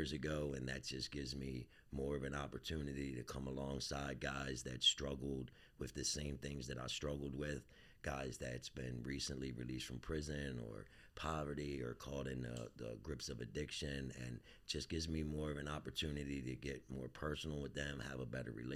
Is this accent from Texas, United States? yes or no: no; Baltimore, Maryland, United States; born and raised in Southwest Baltimore